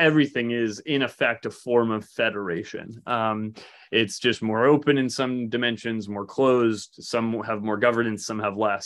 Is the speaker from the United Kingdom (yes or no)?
no; Canada; moved away; also born or lived in Toronto; we're from Canada and, and, and spent a lot of, many years in Toronto